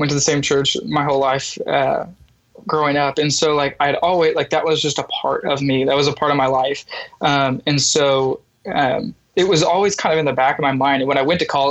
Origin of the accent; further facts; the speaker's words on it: Denver, Colorado, United States; moved away as an adult; also born or lived in Oklahoma; I grew up in Denver, Colorado. Lived there for 18 years